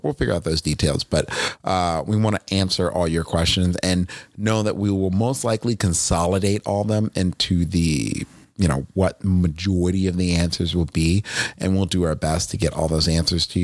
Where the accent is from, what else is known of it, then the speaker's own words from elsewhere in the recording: Northeast, United States; moved away; I grew up in the Northeast